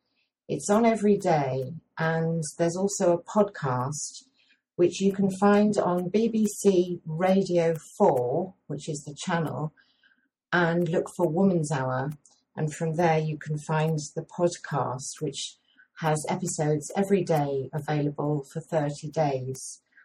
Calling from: Leicester, East Midlands, United Kingdom; I'm speaking from Leicester in England.

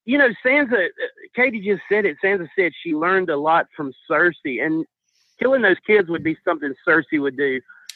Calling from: Mississippi, United States; down in Mississippi.

